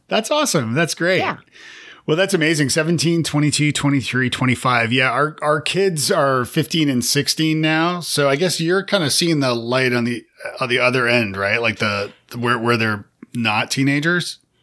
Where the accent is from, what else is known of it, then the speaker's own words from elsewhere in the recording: Canada; moved away as an adult; also born or lived in Toronto; now in Nashville, United States; I'm Canadian